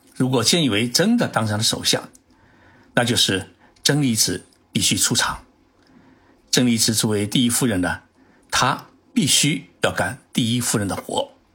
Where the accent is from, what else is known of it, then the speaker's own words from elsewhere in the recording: Zhejiang, China; now in Tokyo, Japan; 浙江省啊，也是我的老家